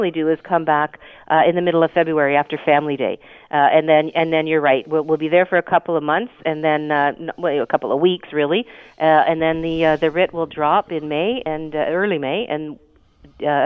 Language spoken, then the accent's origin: English; Hamilton, Ontario, Canada; I come from Hamilton.